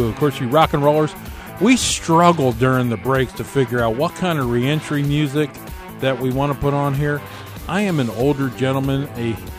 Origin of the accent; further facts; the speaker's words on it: Philadelphia, Pennsylvania, United States; Philadelphia, my hometown.